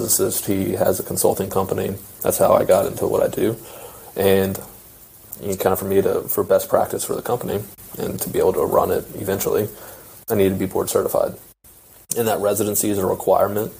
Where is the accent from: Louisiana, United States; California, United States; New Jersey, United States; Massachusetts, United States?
Louisiana, United States; Baton Rouge; moved away as an adult; also born or lived in Oklahoma; I'm from Baton Rouge, Louisiana. Grew up in a little town 45 minutes outside of Baton Rouge